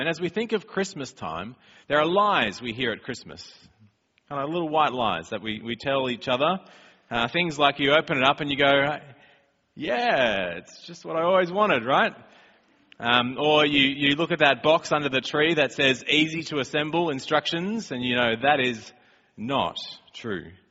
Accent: Australia; moved away; we're from Australia

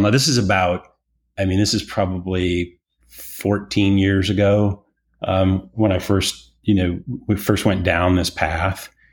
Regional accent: Detroit, Michigan, United States; also born or lived in Chicago, United States; now in Austin, United States; born and raised in Detroit, working class, middle class, you know, background

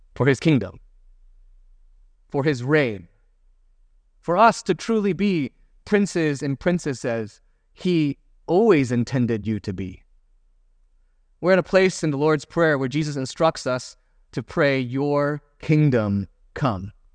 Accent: United States; as an American

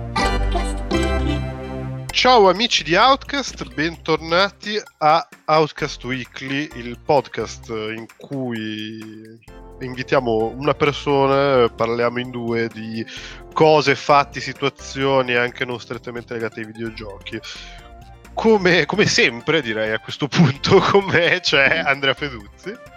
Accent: Genoa, Liguria, Italy; lo dico da genovese

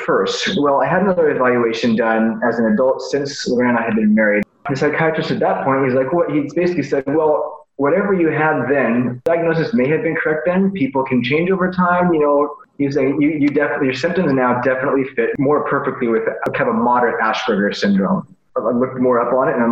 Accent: Delta, Colorado, United States; moved away as an adult; also born or lived in Toronto; So I tell people I'm from Colorado. I pretty much am. Raised on the little tiny town called Delta.

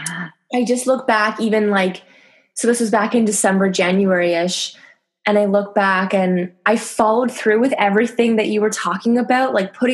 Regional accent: Canada; now in France; I'm Canadian, but I've been there for a decade

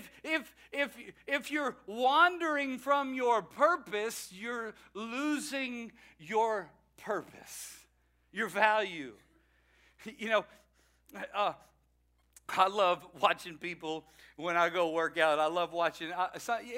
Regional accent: Louisiana, United States; moved away; I am a Cajun from Louisiana.

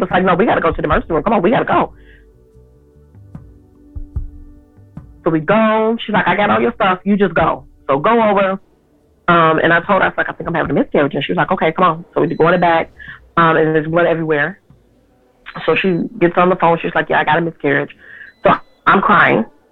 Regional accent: Chicago, Illinois, United States; I'm 45 years old and I'm from Chicago

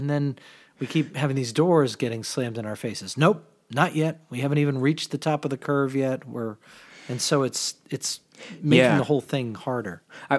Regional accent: Mystic, Connecticut, United States; I remember growing up in Mystic, which is not far from Rhode Island.

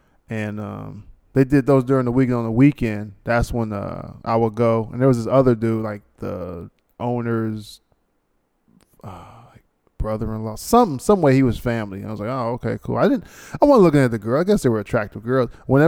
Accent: New York, United States; You're maybe from the South, and I'm from New York.

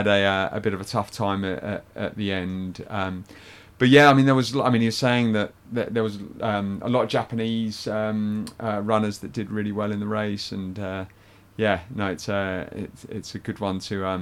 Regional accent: United Kingdom; being British

